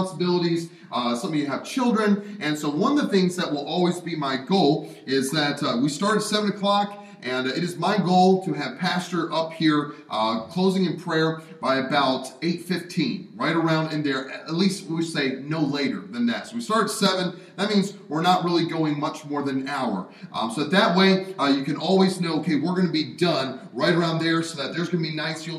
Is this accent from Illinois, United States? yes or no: no; Pennsylvania, United States; also born or lived in Alabama / Wisconsin; Our home is in Alabama, but I spent most of my growing up times, obviously born here, and then growing up in Pennsylvania and Wisconsin, where snow is normal.